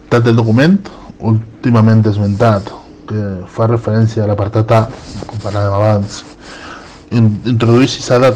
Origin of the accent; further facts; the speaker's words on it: Sagunto, Valencian Community, Spain; la nuestra data, la de Sagunto